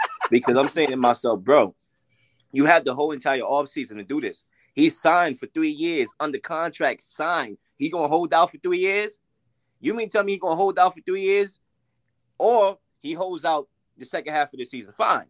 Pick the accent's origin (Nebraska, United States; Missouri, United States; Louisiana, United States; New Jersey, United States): New Jersey, United States; East Orange; born there; I was born in New Jersey, East Orange, whatever.